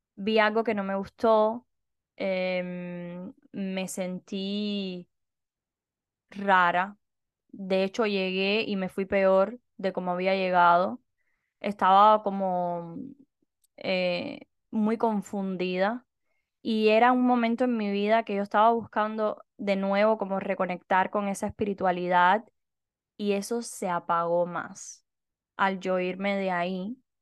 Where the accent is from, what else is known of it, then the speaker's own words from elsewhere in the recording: Cuba; moved away; Nosotras dos somos cubanas